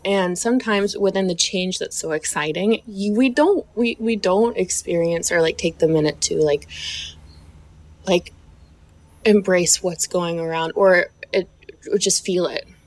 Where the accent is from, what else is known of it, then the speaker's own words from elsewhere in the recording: the South, United States; I was raised in the South